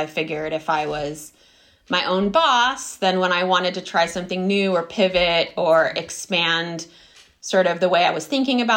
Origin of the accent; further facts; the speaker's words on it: Berkeley, California, United States; moved away as an adult; also born or lived in Florence, Italy; we grew up in Berkeley